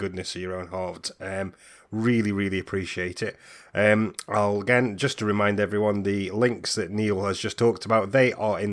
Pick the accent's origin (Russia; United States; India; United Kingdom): United Kingdom; Stoke-on-Trent, West Midlands; moved away as an adult; also born or lived in Manchester; now in Aberdeen, United Kingdom; I grew up in Stoke-on-Trent. That's where I'm originally from, same as yourself.